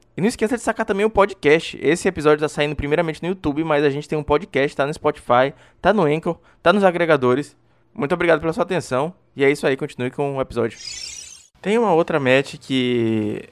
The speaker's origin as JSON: {"language": "Portuguese", "region": "Maranhão", "country": "Brazil", "said": "E eu também sou aqui do Maranhão"}